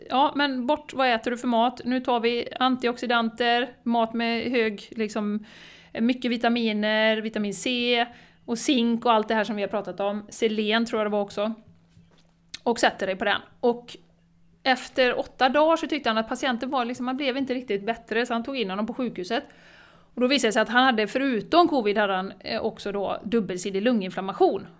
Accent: Borås, Västra Götaland, Sweden; now in Spain; Jag är ju från Borås då Jessica, men jag sitter i Spanien just nu

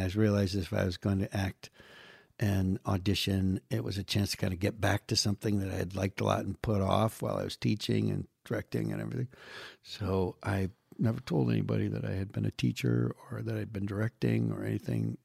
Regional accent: Western New York State, United States; moved away as an adult; now in Los Angeles, United States; people in my hometown in Western New York State

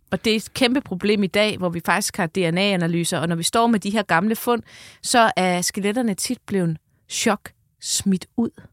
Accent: North Funen, Southern Denmark, Denmark; jeg er faktisk fra Nordfyn

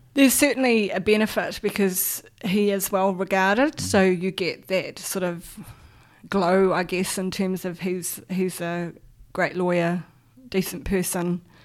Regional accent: Auckland, New Zealand; So I grew up on the North Shore in Auckland. Um, was born in a small hospital there

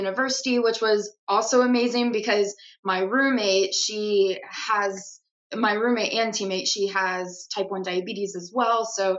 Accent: Madisonville, Texas, United States; I am originally from Madisonville, Texas. It's a very, very small town, like right in between Dallas and Houston

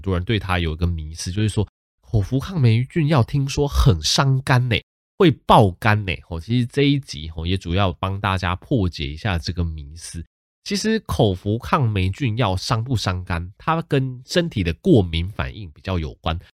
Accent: Taichung, Taiwan; also born or lived in Tainan; 我老家是在台南，但是我本身是在台中长大的

